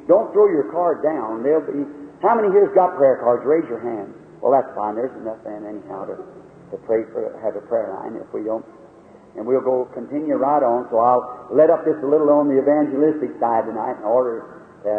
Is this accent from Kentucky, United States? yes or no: yes; Louisville, Kentucky, United States; I've left my hometown